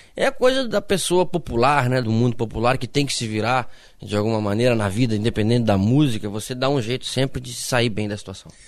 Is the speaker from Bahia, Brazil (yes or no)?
no; Passo Fundo, Rio Grande do Sul, Brazil; Eu sou de Passo Fundo.